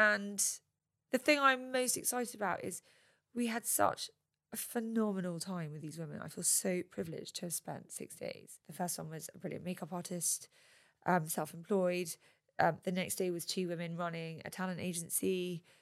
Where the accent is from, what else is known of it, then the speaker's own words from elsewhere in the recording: United Kingdom; I'm British